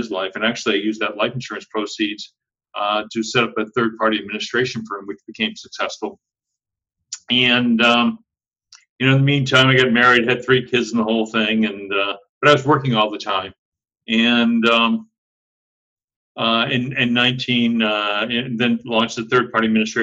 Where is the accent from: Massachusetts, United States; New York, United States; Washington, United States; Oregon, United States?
Massachusetts, United States; Andover; But I grew up in Andover, Massachusetts